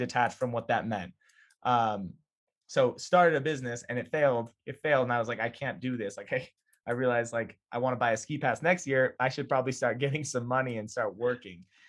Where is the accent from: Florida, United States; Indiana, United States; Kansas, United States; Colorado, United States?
Colorado, United States; Boulder area; I grew up ten minutes away